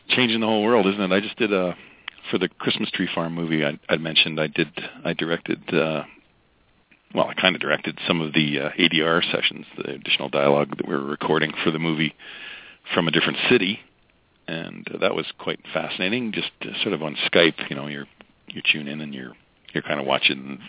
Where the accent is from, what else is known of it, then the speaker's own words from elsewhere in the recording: Alberta, Canada; my hometown in Alberta